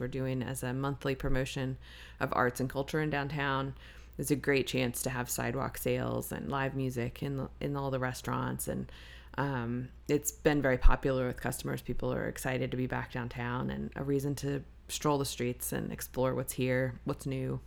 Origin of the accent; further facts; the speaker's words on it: Blacksburg, Virginia, United States; I'm from Blacksburg, Virginia